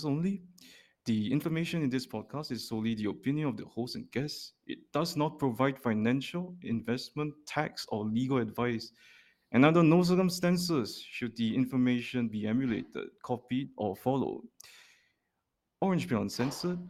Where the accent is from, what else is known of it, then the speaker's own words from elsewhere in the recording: Singapore; born and raised in Singapore